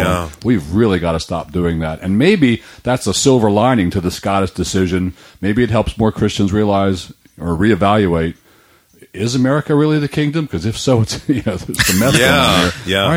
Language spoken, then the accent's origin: English; United States; I'm an American